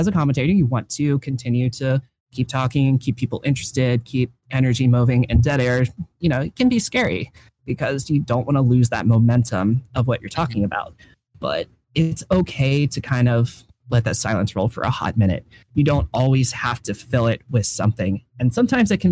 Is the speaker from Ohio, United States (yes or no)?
yes; Ohio, United States; I'm from Ohio